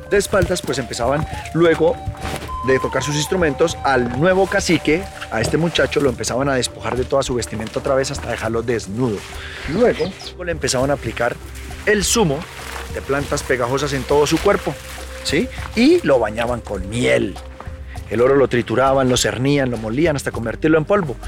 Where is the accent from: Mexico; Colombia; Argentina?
Colombia; Sesquilé, Cundinamarca; Yo soy parte de la comunidad indígena muisca del municipio de Sesquilé